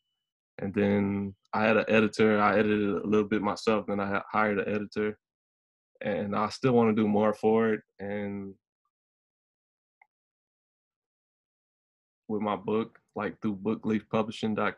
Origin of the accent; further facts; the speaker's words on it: Louisiana, United States; I'm 29 from Louisiana